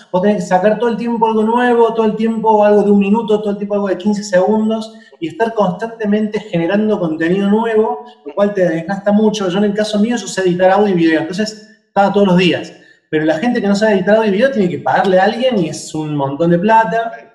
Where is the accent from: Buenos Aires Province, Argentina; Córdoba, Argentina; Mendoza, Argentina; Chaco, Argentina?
Córdoba, Argentina; now in Buenos Aires, Argentina; no soy de Buenos Aires, si me notó un acento porque soy de Córdoba Capital, que es una provincia